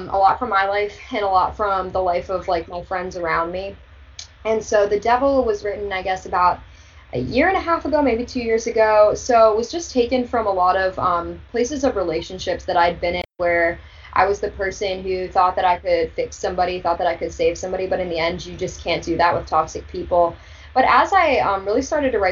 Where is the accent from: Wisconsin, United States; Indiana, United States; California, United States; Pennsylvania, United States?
Pennsylvania, United States; Mifflin County; Mifflin County 4-H Fair